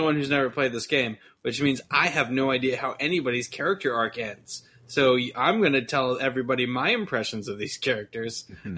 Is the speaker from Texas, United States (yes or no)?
yes; Texas, United States; I'm from Texas